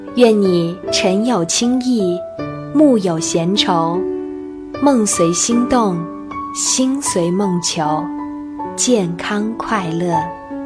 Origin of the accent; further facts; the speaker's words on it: China; 这是我们中国人的骄傲